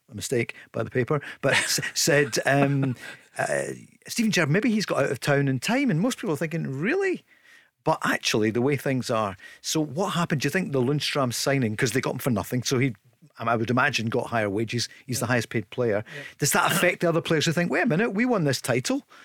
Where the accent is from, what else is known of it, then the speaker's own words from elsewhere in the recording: Scotland, United Kingdom; because we're all Scottish.